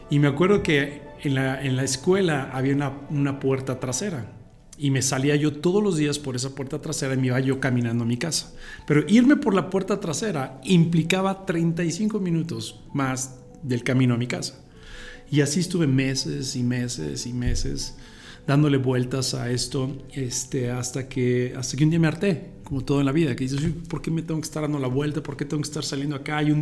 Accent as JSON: {"language": "Spanish", "country": "Mexico", "tie": "born there", "moved": "yes", "said": "yo nací en, la, en México, este, eh, mis papás también son de la, de la, República Mexicana. Después, muchos años de nuestra vida tuvimos eh, la oportunidad de, estar fuera de México."}